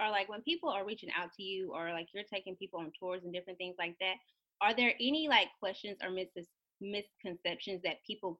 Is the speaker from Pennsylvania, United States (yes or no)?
no; Daingerfield, Texas, United States; From Dangerfield, Texas.